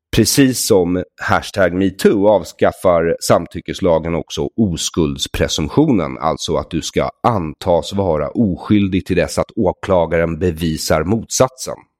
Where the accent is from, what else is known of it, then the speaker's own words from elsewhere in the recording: Sweden; vi svenskar